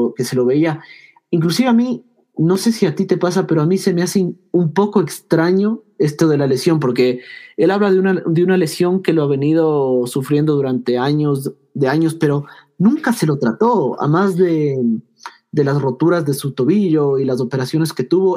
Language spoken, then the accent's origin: Spanish; Ecuador; aquí somos de Ecuador